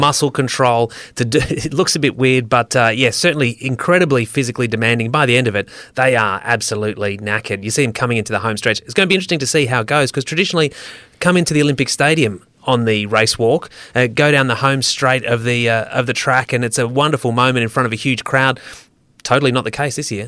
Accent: Australia

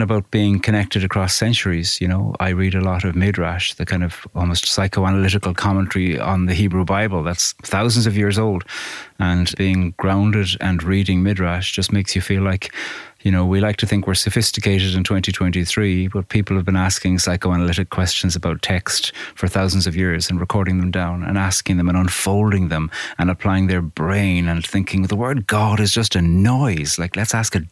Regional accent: Carrigaline, Munster, Ireland; I grew up in Cork in a village called Carrigaline, about 10 miles outside Cork City

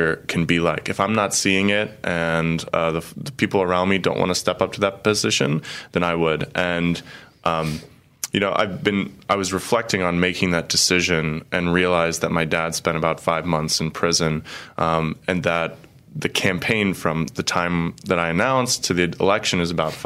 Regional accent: Cincinnati, Ohio, United States; moved away as an adult; also born or lived in Chicago, Illinois / Italy / Poland; now in Peoria, United States; I'm originally from Cincinnati, Ohio

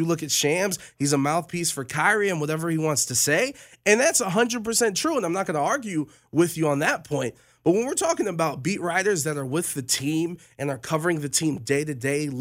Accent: Cleveland, Ohio, United States; I was born in Cleveland, Ohio

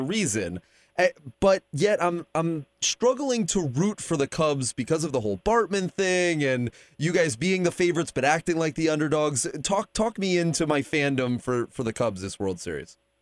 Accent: Texas, United States; also born or lived in Chicago, Illinois; I was born in Chicago, uh, Southsider, but um, I, I grew up in Texas

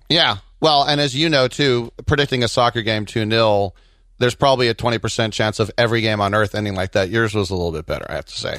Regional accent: United States; As an American

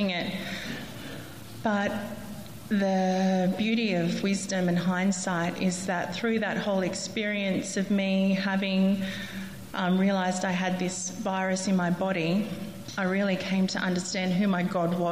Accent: Central Coast, New South Wales, Australia; now in Canberra, Australia; I grew up on the Central Coast.

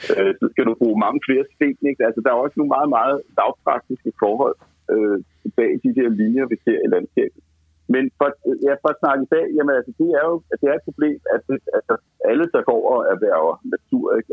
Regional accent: North Zealand, Capital Region of Denmark, Denmark; det var der skove, der var ude på mit barndomshjem

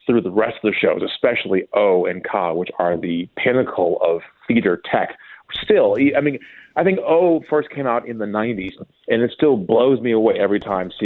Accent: Minnesota, United States; now in Los Angeles, United States; I'm from Minnesota

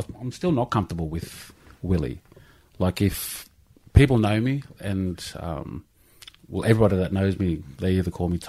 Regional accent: Peak Hill, New South Wales, Australia; also born or lived in Canberra; we grew up in Peak Hill, which is out near Dubbo, in the country. And so I was brought up around my, you know, Aboriginal family.

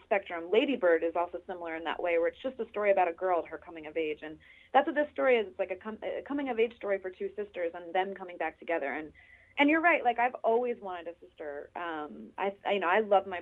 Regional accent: New Jersey, United States; moved away; also born or lived in Los Angeles / New York; I grew up in New Jersey

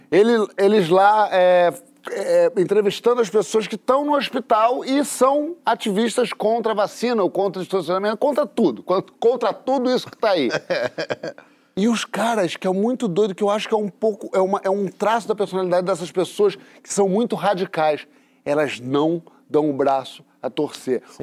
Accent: Paty do Alferes, Rio de Janeiro, Brazil; Eu, eu, eu, fui criado em Patinho

